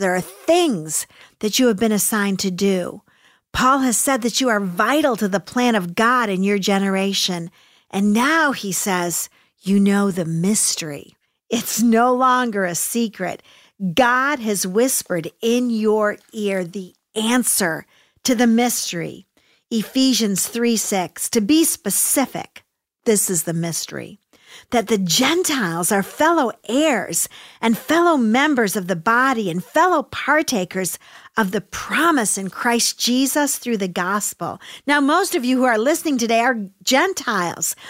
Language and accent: English; United States; I love America and I love being American.